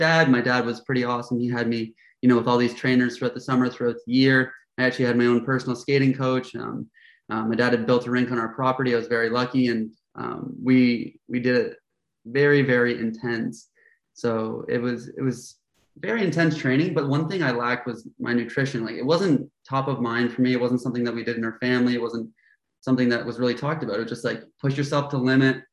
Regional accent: Toronto, Ontario, Canada; moved away as an adult; now in Florida, United States; I currently live in Florida, but I am from Toronto, Canada, Toronto, Ontario

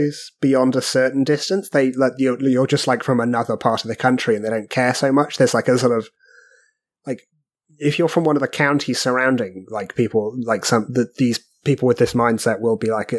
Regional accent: United Kingdom; Even when I grew up in the 90s and the noughties in that place, there was still that kind of thing.

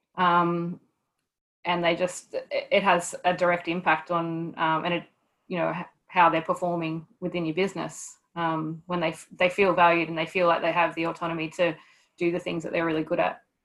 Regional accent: Newcastle, New South Wales, Australia; also born or lived in Townsville; move down back down to Newcastle to my hometown

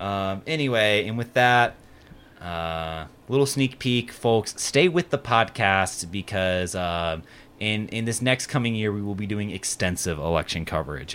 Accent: Lexington, Kentucky, United States; moved away; I'm from Lexington, Kentucky

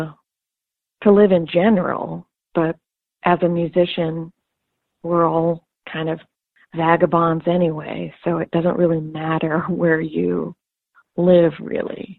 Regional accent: Kansas City, Missouri, United States; moved away as an adult; also born or lived in Los Angeles; I am from Kansas City, Missouri, is where I'm born and raised

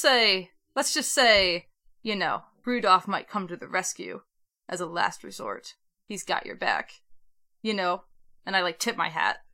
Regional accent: Michigan, United States; I'm from Michigan

